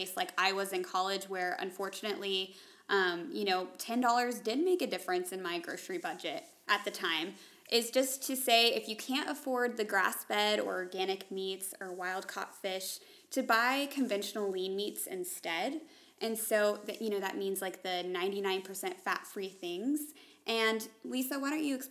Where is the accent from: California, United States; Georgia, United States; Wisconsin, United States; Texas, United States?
Georgia, United States; Atlanta; moved away as an adult; now in Kansas, United States; growing up in Atlanta, nobody ever bought cows like that.